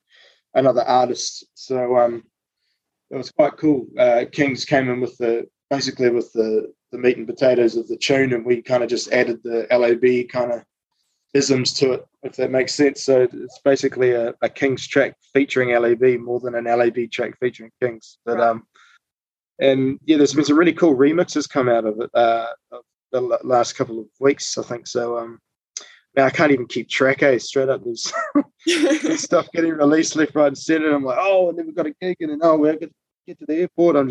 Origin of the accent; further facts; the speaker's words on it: Papamoa, Bay of Plenty, New Zealand; where myself and Ada are from, which is a place called Papamoa.